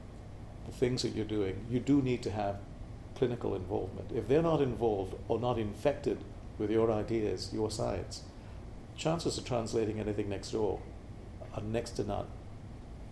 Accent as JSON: {"language": "English", "country": "Malaysia", "tie": "born or raised there", "moved": "yes", "said": "Born and raised in Malaysia"}